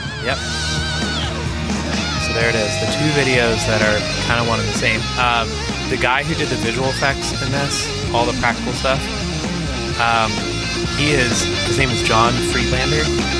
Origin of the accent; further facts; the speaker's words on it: Lowestoft, East of England, United Kingdom; possibly because we're from Lowestoft in Suffolk, which is a fishing town.